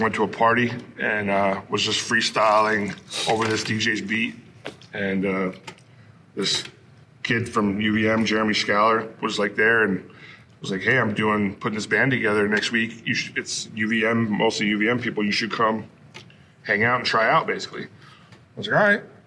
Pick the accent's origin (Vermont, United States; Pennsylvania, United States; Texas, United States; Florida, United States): Vermont, United States; Bristol; me growing up in Vermont